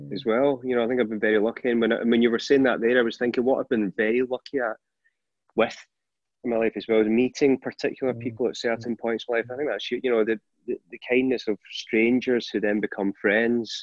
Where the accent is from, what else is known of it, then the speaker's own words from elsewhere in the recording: Scotland, United Kingdom; being Scottish